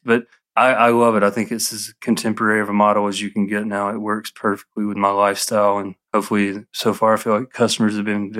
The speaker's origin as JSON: {"language": "English", "region": "Alabama", "country": "United States", "tie": "born or raised there", "moved": "as an adult", "lives_now": "Atlanta, United States", "said": "I grew up in Alabama"}